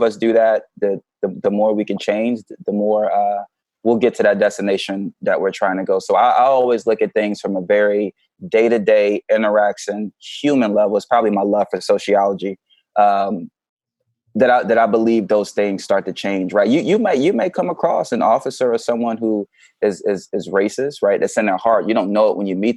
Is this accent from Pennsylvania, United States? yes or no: yes; Philadelphia, Pennsylvania, United States; also born or lived in Augusta, Georgia / Hawaii / Oak Harbor, Washington; now in Seattle area, United States; Was down there for a couple of years before I moved to Philly.